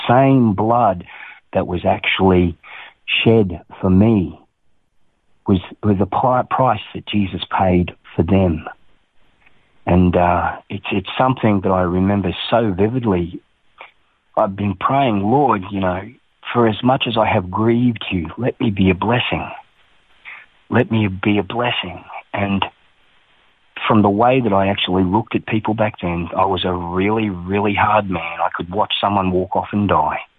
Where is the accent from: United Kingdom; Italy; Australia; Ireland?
Australia; Townsville, Queensland; also born or lived in Toowoomba; I was born in Toowoomba, and I was raised in Townsville.